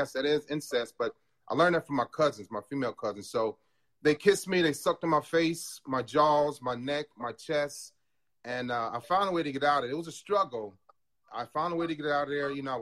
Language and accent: English; Cleveland, Ohio, United States; moved away as an adult; now in Chicago, United States; from Cleveland, Ohio. I have three children. I have three god kids. I'm retired from the Navy. I retired in 2015, 32 years. Went to Shaw High School